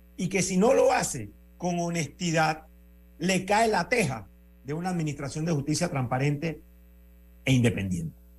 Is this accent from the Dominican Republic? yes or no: no; Panama; yo soy ciudadano panameño